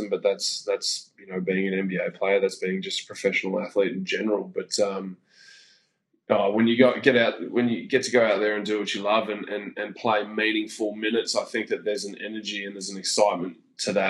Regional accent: Australia; now in Phoenix, United States

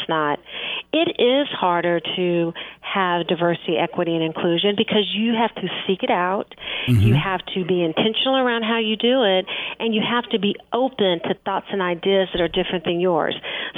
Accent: Kansas City, Missouri, United States; I grew up in Kansas City. I have a different thought pattern. I have a different language pattern.

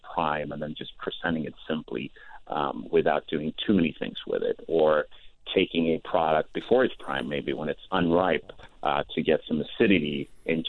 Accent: Stockholm, Stockholm County, Sweden; moved away as an adult; also born or lived in Denmark; now in Los Angeles, United States; I was born and bred in Stockholm, Sweden

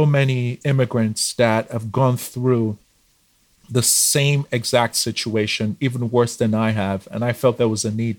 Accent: Nigeria; moved away as an adult; now in Canada; So I moved here in 2016 from Nigeria.

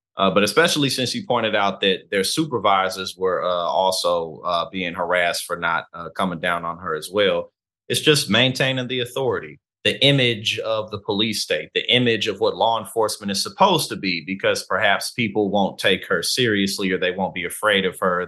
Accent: St. Louis, Missouri, United States; now in New Jersey, United States; I'm from Saint Louis, Missouri. I live in, uh, New Jersey now

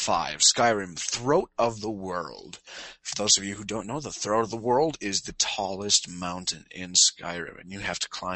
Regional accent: Minnesota, United States

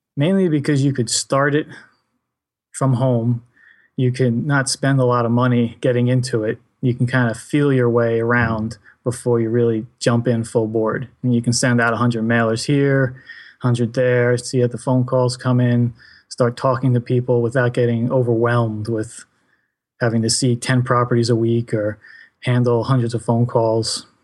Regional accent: New Jersey, United States; I am from New Jersey

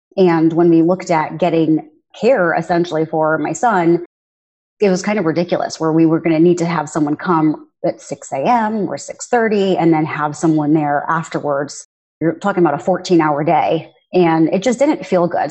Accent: United States; I'm a first generation American

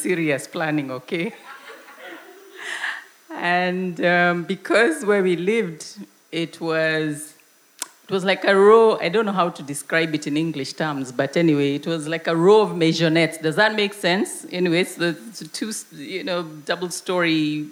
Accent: Nairobi, Kenya; where I grew up in Nairobi

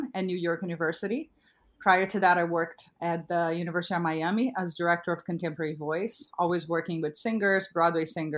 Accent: Brazil; English is a second language; moved away as an adult; now in United States; I'm a native of Brazil. I was born and raised in Brazil, moved to the US when I was 23, had to learn English

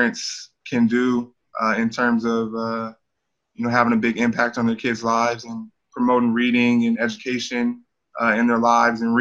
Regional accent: Sacramento, California, United States; I'm from Sacramento. You know, I take pride in being from there

